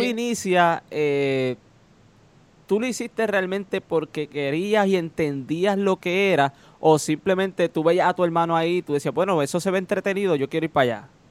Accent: Moca, Puerto Rico; De Moca, claro, es de mi pueblo

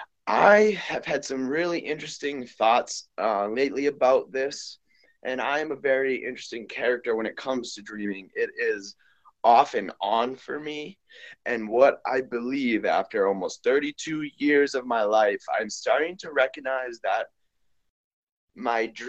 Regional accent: Boston, Massachusetts, United States; also born or lived in Peru; now in Las Vegas, United States; I was born and raised in Boston, Massachusetts. I currently live in Las Vegas, Nevada

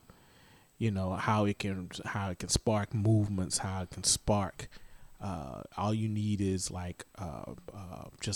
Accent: the South, United States; us growing up in the South

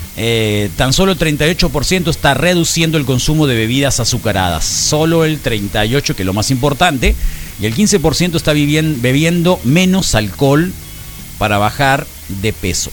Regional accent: Mexico; todos los mexicanos

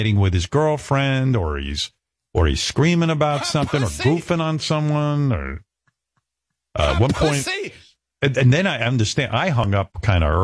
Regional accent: Roosevelt, United States; Growing up in Roosevelt

